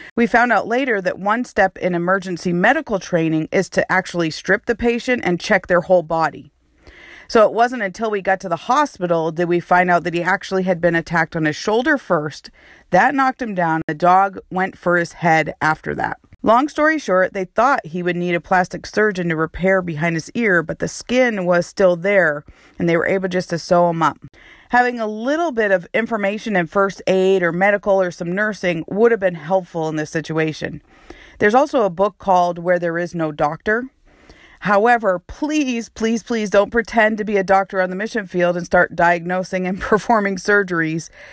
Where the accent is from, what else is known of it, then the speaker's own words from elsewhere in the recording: New Hampshire, United States; moved away as an adult; also born or lived in New York / Texas / Connecticut; now in Honduras; So I was born and raised in New Hampshire, but I lived in New York. I lived in Texas. I lived in Connecticut.